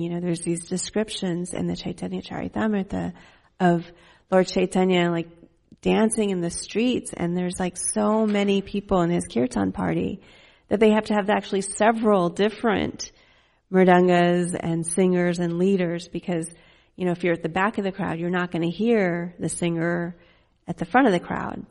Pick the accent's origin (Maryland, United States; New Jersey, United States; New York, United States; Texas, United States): Texas, United States; Fort Worth; also born or lived in Dallas; we lived in Fort Worth